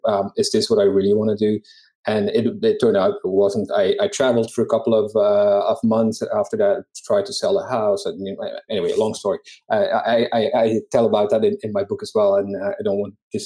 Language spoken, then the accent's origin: English; Belgium; moved away; I am from Belgium originally